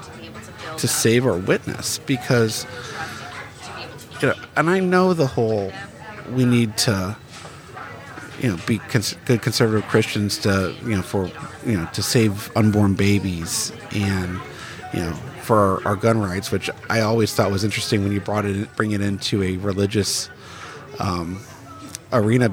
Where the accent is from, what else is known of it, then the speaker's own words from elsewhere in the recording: Bridgeton, Missouri, United States; I grew up in Bridgeton, 10, 15 minutes away from Ferguson